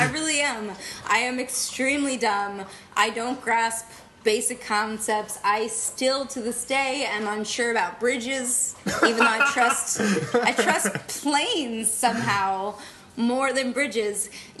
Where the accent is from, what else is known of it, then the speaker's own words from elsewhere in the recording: Texas, United States; born there; also born or lived in Germany; I wasn't, actually. I was born in Texas. Yay. Yeah. And we bounced around a bit, and we were in Germany for a while. I went to kindergarten there.